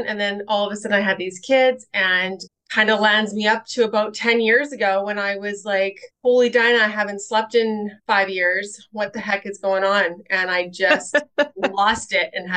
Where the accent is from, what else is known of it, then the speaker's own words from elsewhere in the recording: Winnipeg, Manitoba, Canada; moved away as an adult; also born or lived in Rocky Mountains / Peachland, British Columbia; I am originally from Winnipeg, Manitoba in Canada. Mm-hmm. And I was born and raised there